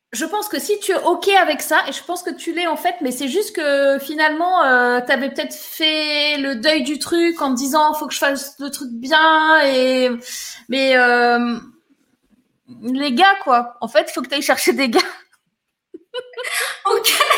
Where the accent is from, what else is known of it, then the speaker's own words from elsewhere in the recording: Var, Provence-Alpes-Côte d'Azur, France; moved away; moi, je suis du sud à la base, tu vois, je suis du Var